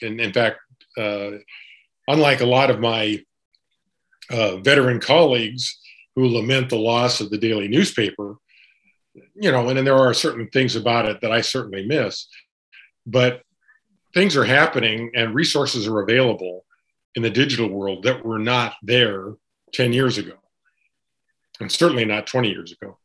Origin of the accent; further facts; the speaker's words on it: Montana, United States; also born or lived in Tacoma, Washington; now in Seattle, United States; I'm a um, pretty much a local. I was born in Montana, but I went to school in Tacoma.